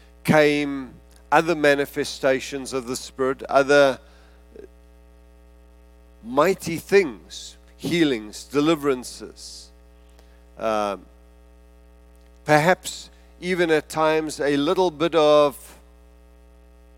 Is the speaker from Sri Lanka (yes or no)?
no; South Africa; being South African